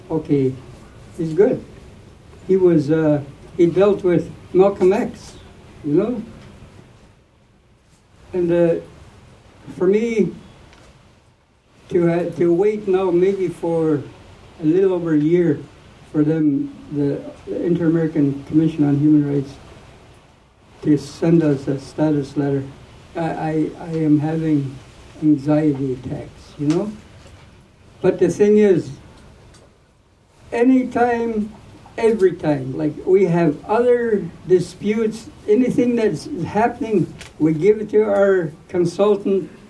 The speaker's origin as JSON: {"language": "English", "region": "British Columbia", "country": "Canada", "said": "I tell Canada I am a Lewitan. Thank you. I'm, I'm not a Canadian. I never will be."}